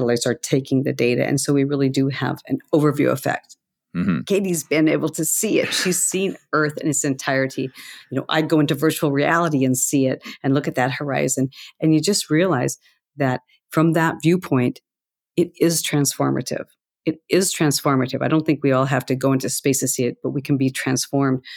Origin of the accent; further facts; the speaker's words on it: Montana, United States; I grew up in Montana